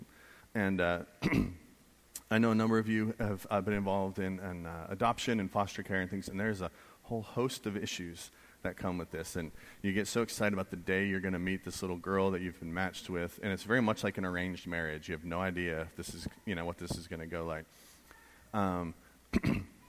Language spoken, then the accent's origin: English; New England, United States; I grew up in New England.